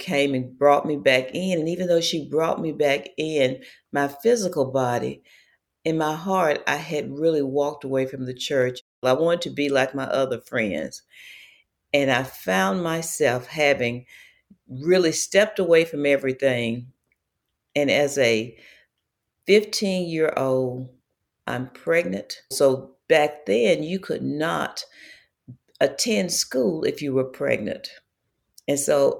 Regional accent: Mississippi, United States; I lived a life growing up in Mississippi

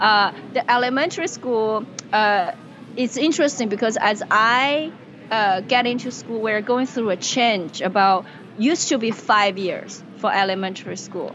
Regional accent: China; English is a second language; moved away as an adult; also born or lived in Indiana, United States / Seattle, United States; now in United States; I was born and raised in China uh, in the 80s.

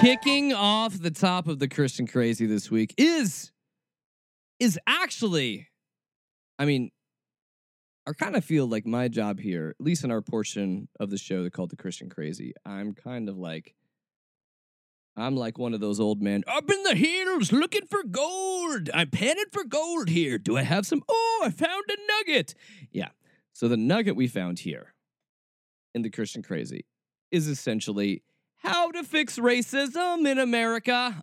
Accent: Atlanta, Georgia, United States; I was born in Atlanta, Georgia, and raised there.

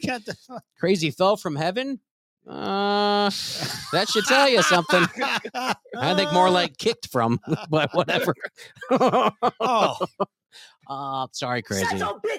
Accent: Tulsa, Oklahoma, United States; Coop, we're from Tulsa, Oklahoma.

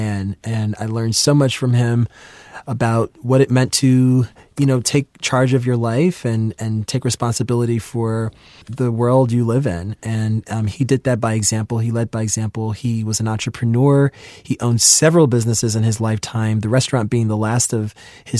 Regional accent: New York City, New York, United States; I'm from New York City and I grew up in Queens

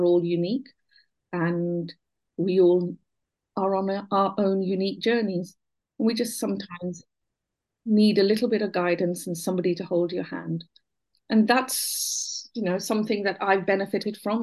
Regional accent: Buckinghamshire, South East England, United Kingdom; My early childhood, I was born in Buckinghamshire.

